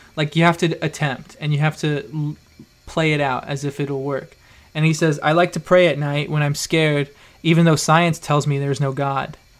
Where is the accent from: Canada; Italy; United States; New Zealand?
United States; Idaho; I grew up in Idaho, you know, in a farm town